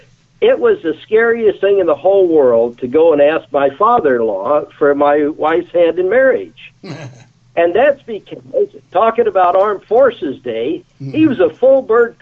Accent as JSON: {"language": "English", "region": "Texas", "country": "United States", "tie": "born or raised there", "also_born_or_lived": "Albuquerque, New Mexico", "said": "I grew up in Austin, Corpus Christi, Texas, and then on to Albuquerque, New Mexico. And our family was poor."}